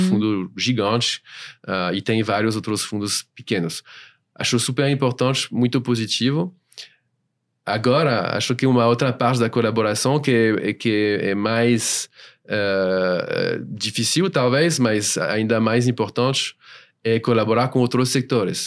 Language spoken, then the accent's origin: Portuguese; France; Portuguese is a second language; moved away as an adult; now in São Paulo, Brazil; eu sou francês